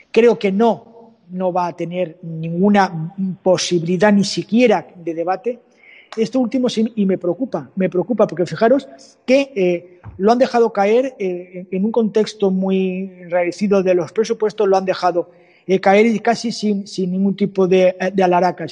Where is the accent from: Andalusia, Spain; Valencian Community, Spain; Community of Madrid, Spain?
Valencian Community, Spain; de Elche, de mi tierra, vamos, de mi comunidad